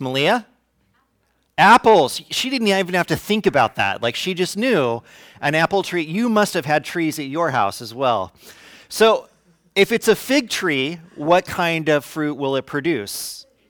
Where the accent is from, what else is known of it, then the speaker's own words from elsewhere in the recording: Fresno, California, United States; now in Santa Rosa, United States; I'm from Fresno.